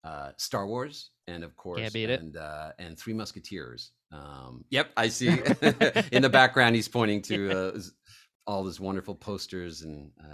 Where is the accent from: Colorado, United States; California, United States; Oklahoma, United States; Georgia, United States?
Colorado, United States; also born or lived in Italy / New York; it was just such a strange thing growing up in Colorado and Italy, and a little bit New York